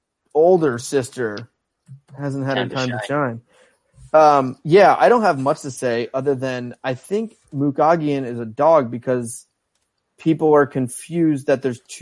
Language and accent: English; Northeast, United States; I'm from the Northeast, so sometimes I talk a little too fast